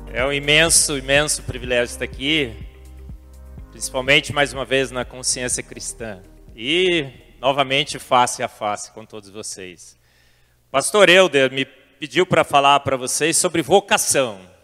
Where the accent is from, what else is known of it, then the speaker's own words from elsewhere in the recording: Brazil; nasci no Brasil